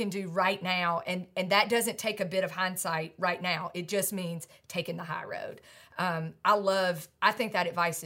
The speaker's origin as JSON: {"language": "English", "country": "United States", "said": "I'm an American millennial"}